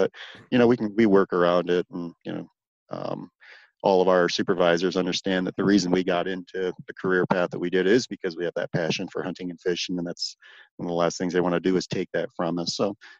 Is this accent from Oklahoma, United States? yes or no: no; Michigan, United States; And again, growing up in Michigan, I spent a bunch of time walleye fishing.